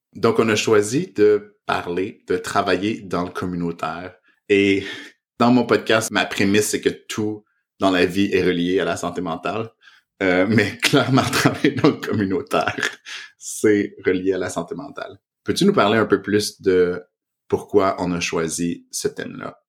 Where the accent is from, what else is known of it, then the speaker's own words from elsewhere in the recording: Canada; first language French; moved away as an adult; also born or lived in Montreal, Canada; now in Toronto, Canada; on est au Canada, je suis francophone